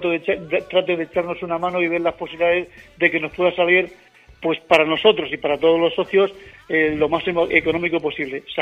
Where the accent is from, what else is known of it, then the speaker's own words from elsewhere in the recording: Extremadura, Spain; moved away; otros muchos que sí nacimos en Extremadura